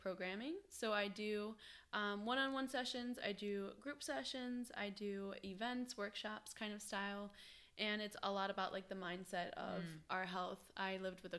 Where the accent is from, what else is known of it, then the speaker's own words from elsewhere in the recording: Ohio, United States; moved away as an adult; now in Wilmington, United States; So I came from Ohio. I lived in Ohio all my life